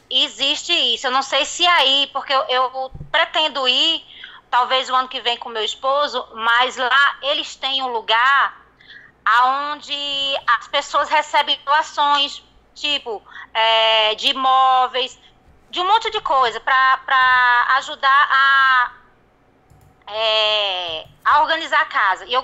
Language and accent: Portuguese; Northeast Region, Brazil; now in Porto Velho, Brazil; Olha, eu sou nordestina, mas eu estou ligando de Porto Velho, Rondônia, aqui no norte do país.